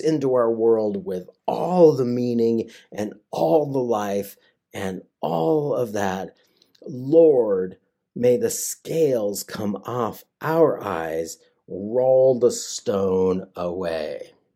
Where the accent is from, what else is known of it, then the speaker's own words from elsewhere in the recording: United States; also born or lived in West Virginia; I grew up in the Tri-Cities